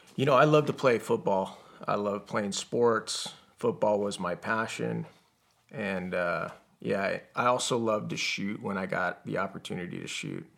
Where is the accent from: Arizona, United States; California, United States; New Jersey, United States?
Arizona, United States; Yuma; also born or lived in Tucson, Arizona; I actually was born in Tucson, Arizona. And I was raised in Yuma, Arizona.